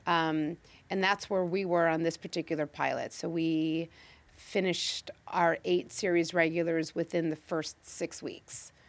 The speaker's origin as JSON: {"language": "English", "town": "Chicago", "region": "Illinois", "country": "United States", "tie": "born or raised there", "moved": "as an adult", "lives_now": "Los Angeles, United States", "said": "born and raised in Chicago, mm-hmm. moved to LA 19 years ago"}